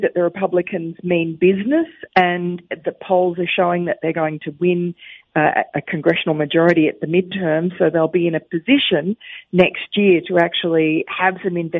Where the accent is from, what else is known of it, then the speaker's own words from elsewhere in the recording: Queens, New York, United States; accent: Jamaica, Queens; And my accent is a little-known dialect of Jamaica, Queens.